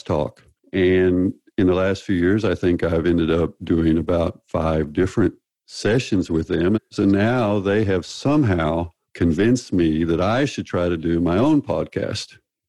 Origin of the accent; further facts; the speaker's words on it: the South, United States; accent: Southern; moved away as an adult; also born or lived in Texas / Arkansas; now in Kristiansand, Norway; I am from the South. Grew up in Texas and Arkansas